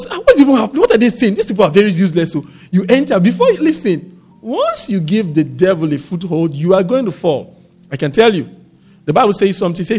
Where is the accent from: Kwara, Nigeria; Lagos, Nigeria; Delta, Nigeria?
Delta, Nigeria; Warri; I grew up in Warri